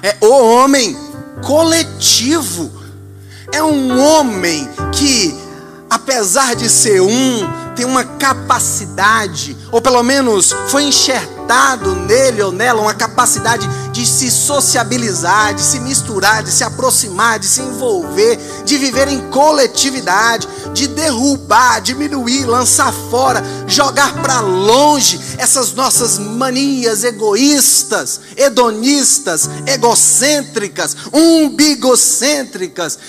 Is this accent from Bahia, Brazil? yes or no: yes; Vitória da Conquista, Bahia, Brazil; nós somos brasileiros brasileiros, tupiniquins, dessa terra aqui, de Vitória da Conquista